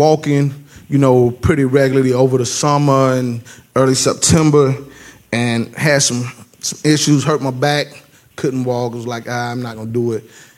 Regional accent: the South, United States; Now, I'm black, if y'all don't know. And I'm from the South, okay?

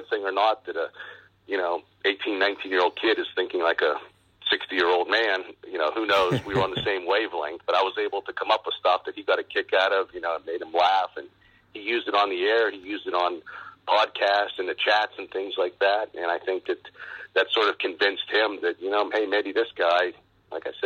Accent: Export, Pennsylvania, United States; I grew up in western Pennsylvania, just outside of Pittsburgh, a small town called Export

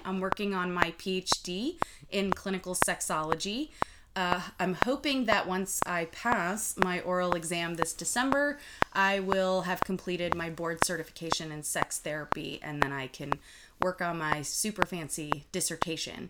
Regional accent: United States; also born or lived in Lithuania; I came to the U.S. when I was about 5 with my mom and dad

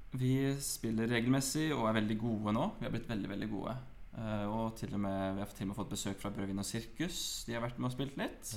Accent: Oslo, Norway; Jeg er født på Aker sykehus, vokste opp på Grønland og flytta til Grorud da jeg var ti

